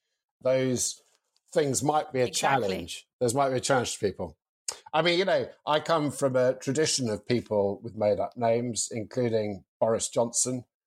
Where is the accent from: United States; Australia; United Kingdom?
United Kingdom; I am white British and male